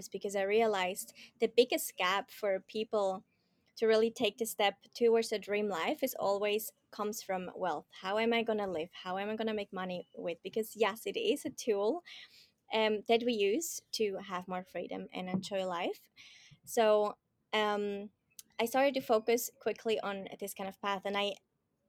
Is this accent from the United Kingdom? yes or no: no; Switzerland; moved away as an adult; I'm from Switzerland, more from the mountain kind of side in this world